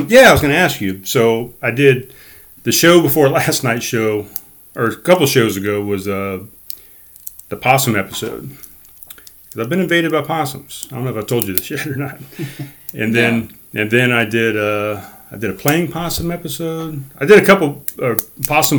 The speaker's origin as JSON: {"language": "English", "town": "North Charleston", "region": "South Carolina", "country": "United States", "tie": "born or raised there", "said": "I grew up in North Charleston"}